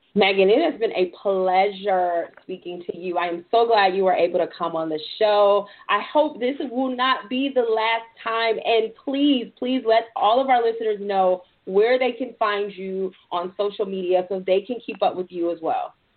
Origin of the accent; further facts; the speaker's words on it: Detroit, Michigan, United States; I'm from Detroit, so I'm familiar um, with all former Detroiters